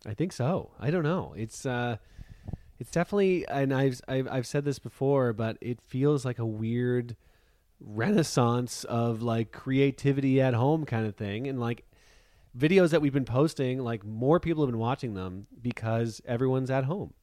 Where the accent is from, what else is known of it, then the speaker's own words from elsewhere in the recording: Canada; we give our passports, and they're clearly Canadian.